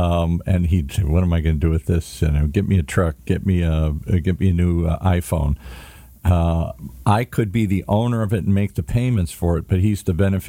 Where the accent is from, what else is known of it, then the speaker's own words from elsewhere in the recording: Midwest, United States; now in Hollywood, United States; So I come to Hollywood from the Midwest you come to California, meet beautiful women and sun and fun and find my way in the world.